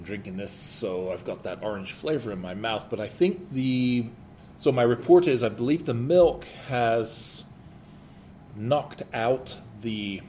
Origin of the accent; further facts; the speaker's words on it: England, United Kingdom; being an English guy from England...